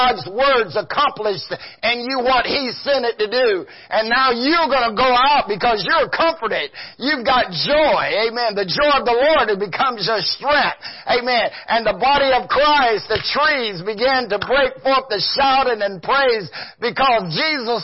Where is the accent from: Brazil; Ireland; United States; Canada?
United States; the South; I'm from the South